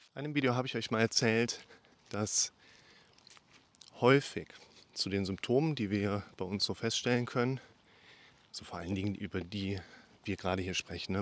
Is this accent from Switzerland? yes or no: no; Germany; ich bin Deutscher